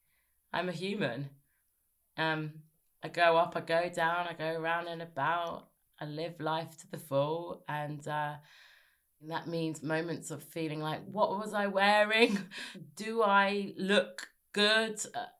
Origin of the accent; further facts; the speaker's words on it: South East England, United Kingdom; also born or lived in Birmingham / South London; No, I was in Sussex when I grew up. I've sort of lived everywhere.